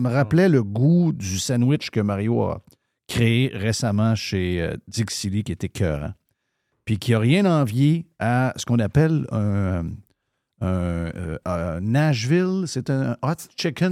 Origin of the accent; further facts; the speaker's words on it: Saguenay, Quebec, Canada; je viens du Saguenay